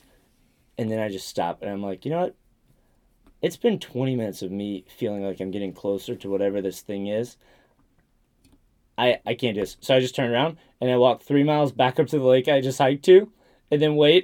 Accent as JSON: {"language": "English", "area": "the Appalachians", "region": "Southeast", "country": "United States", "said": "I'm from the Southeast"}